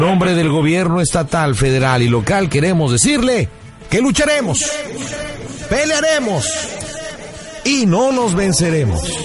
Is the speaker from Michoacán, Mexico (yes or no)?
yes; Michoacán, Mexico; Yo también soy michoacano, fíjate, yo nací en un pequeño pueblo que está al norte de ahí que se llama Tarimapendécuaro, Michoacán